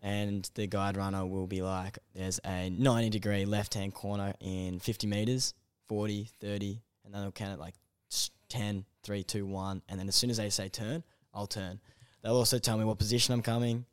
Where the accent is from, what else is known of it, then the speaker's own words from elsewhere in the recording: Melbourne, Victoria, Australia; also born or lived in Canberra; in Melbourne, um, northeastern suburbs, kind of, uh, Eltham way